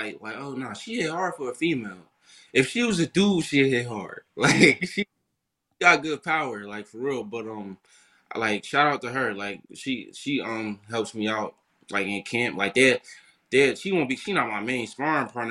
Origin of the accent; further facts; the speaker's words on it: Paterson, New Jersey, United States; I was from Patterson